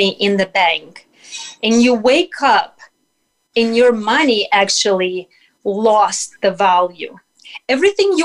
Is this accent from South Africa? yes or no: no; Russia; moved away as an adult; now in United States; growing up in Soviet Union and Russia